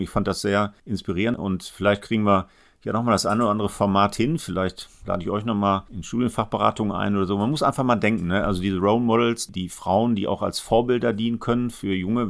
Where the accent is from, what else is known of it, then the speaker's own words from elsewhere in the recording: Essen, North Rhine-Westphalia, Germany; also born or lived in Gelsenkirchen; Als Essener Kind